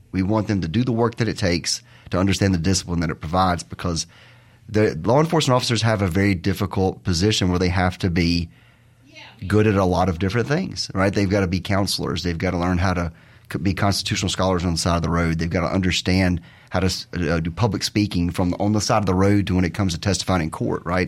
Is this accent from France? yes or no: no; Terry, Mississippi, United States; I'm from Mississippi, grew up in Terry, the thriving metropolis of Terry